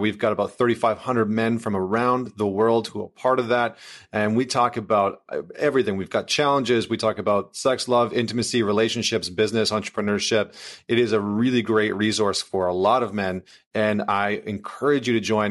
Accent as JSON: {"language": "English", "country": "Canada", "accent": "Canadian", "said": "I'm from Canada"}